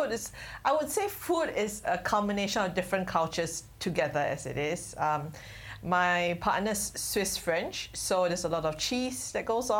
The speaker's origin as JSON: {"language": "English", "country": "Singapore", "tie": "born or raised there", "said": "I'm from Singapore, born and raised here."}